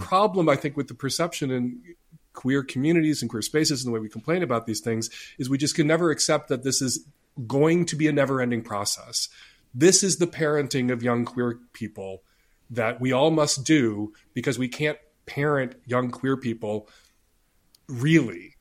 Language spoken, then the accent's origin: English; Chicago, Illinois, United States; I grew up in Chicago